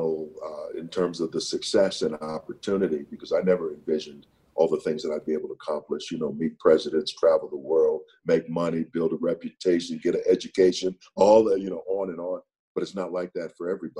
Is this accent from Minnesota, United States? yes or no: yes; St. Paul, Minnesota, United States; moved away as an adult; also born or lived in San Diego / New York; Growing up in St. Paul, Minnesota in the 50s and 60s